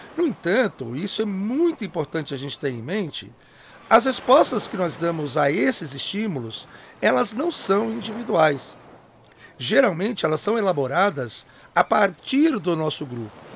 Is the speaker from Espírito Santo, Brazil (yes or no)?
yes; Espírito Santo, Brazil; moved away as an adult; also born or lived in Campinas, Brazil; now in São Paulo, Brazil; Eu sou originário de um dos estados que são considerados mais apagados da Federação Brasileira, o Espírito Santo. Acho que eu já disse em episódios anteriores que eu sou capixaba